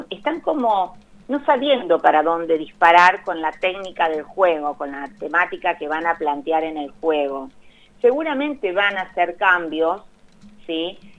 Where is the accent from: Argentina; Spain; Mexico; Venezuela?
Argentina; Santa Fe; Me van a odiar los colonistas. Yo soy de Santa Fe. Ah, mira. Yo soy de Santa Fe, sí.